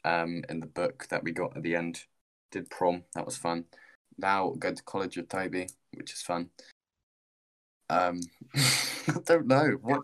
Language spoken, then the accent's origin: English; Guildford, South East England, United Kingdom; also born or lived in Farncombe; I was born in Guildford. And then I grew up opposite a Chippy.